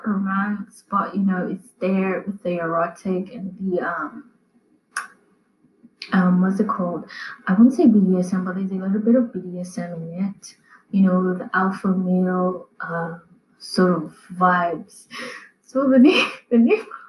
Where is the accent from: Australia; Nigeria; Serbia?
Nigeria; as a Nigerian